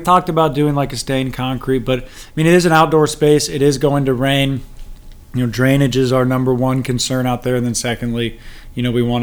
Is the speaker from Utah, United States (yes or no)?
no; East Cobb, Georgia, United States; also born or lived in Cambridge, Massachusetts / Pennsylvania / Atlanta; I grew up in the East Cobb area, then Harvard for 4 years. And then I basically have lived in Atlanta since then.